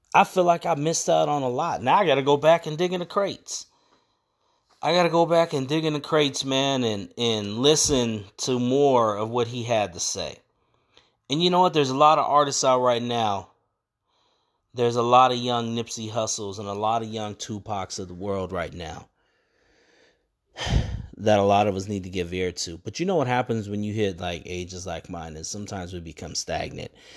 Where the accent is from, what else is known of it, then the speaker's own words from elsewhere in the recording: San Bernardino, California, United States; moved away; also born or lived in Sacramento, California; I was raised in San Bernardino